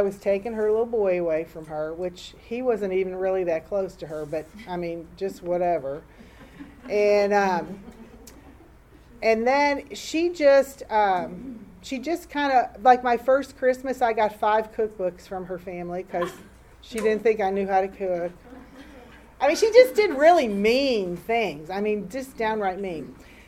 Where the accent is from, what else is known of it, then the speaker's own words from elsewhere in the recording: Chicago, Illinois, United States; moved away; I grew up in Chicago, a suburb of Chicago